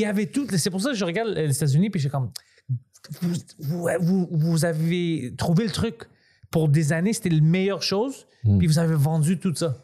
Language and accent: French; Greece; je suis grec